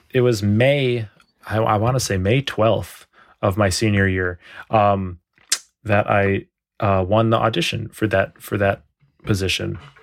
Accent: Evanston, Illinois, United States; moved away as an adult; I'm originally from the suburbs of Chicago. I was born in Evanston and, um, lived in Cook County, which is the county of Chicago and Evanston my whole life until I was twenty-two.

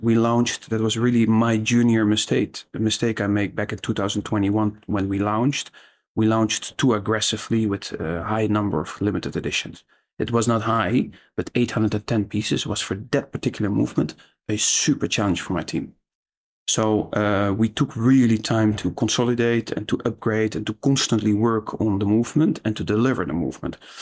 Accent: Netherlands; I'm Dutch

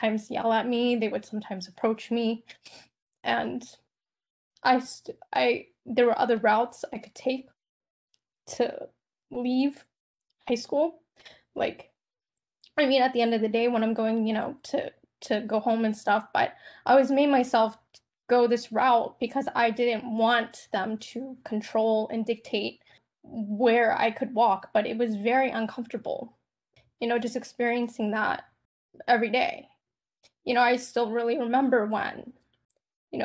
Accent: North Carolina, United States; I grew up in a small, rural, mostly white town in North Carolina

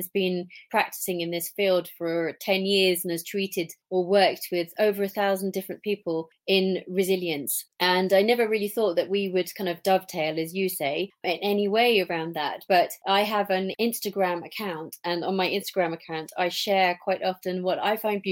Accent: England, United Kingdom; now in Switzerland; because I'm English, obviously, I love going back to England

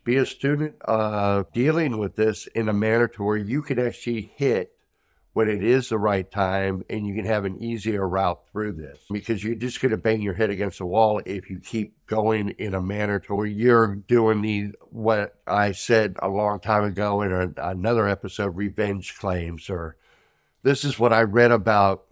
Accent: United States; as an American

